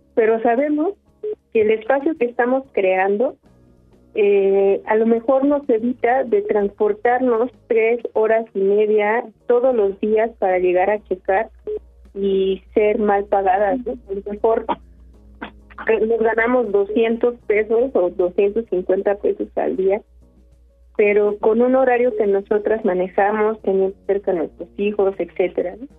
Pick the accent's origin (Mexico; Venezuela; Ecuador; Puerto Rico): Mexico; Sierra Mixteca, Puebla; now in Milpa Alta, Mexico; nosotras no somos originarias de Milpalta, venimos de la Sierra Mixteca de Puebla.